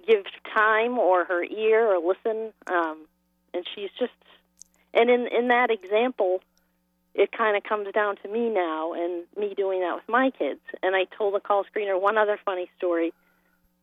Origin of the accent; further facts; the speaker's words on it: Boston, Massachusetts, United States; We grew up in Boston, and we lived in a triple-decker